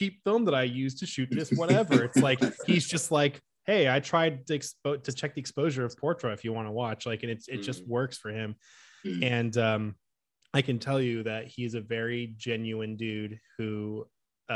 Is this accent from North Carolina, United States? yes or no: no; Oakland, California, United States; moved away as an adult; also born or lived in Los Angeles, United States; now in Milwaukee, United States; I'm actually from the Bay Area. So I grew up and I lived near San Francisco in Oakland for most of my life